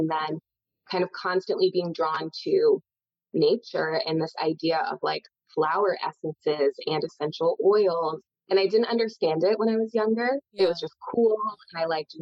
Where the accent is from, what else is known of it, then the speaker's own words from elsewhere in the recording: New Hampshire, United States; I grew up in New Hampshire